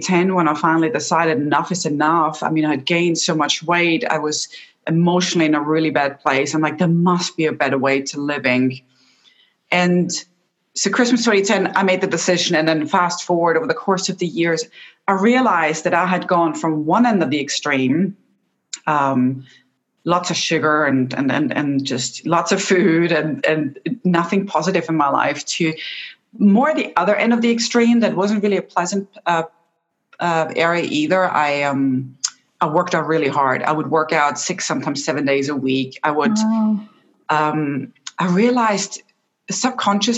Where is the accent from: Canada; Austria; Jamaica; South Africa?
Austria; moved away; So I'm originally from Austria and my entire family is still back home.